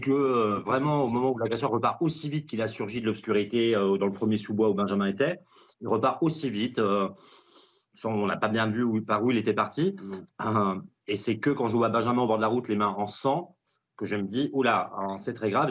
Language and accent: French; Dijon, Bourgogne-Franche-Comté, France; moved away as an adult; Dijon est ma ville natale, j'ai grandi 27 ans